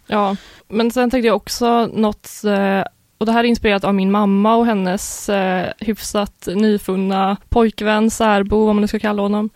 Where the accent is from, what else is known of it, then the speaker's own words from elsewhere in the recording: Uddevalla, Västra Götaland, Sweden; jag är från Uddevalla